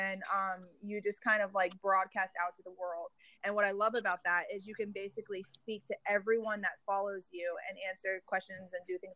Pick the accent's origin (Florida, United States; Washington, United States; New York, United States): Florida, United States; Miami; now in Dallas, United States; I'm from Miami area, but I live in Dallas, Texas.